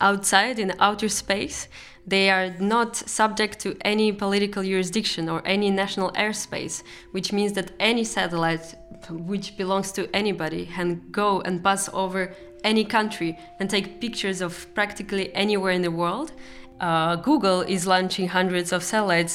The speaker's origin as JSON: {"language": "English", "country": "Russia", "also_born_or_lived": "Eindhoven, Netherlands", "moved": "yes", "said": "I come from Russia"}